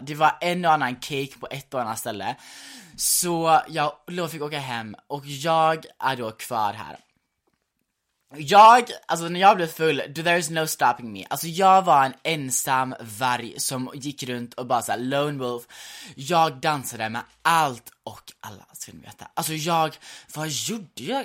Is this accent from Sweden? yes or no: yes; Gothenburg, Västra Götaland, Sweden; som göteborgare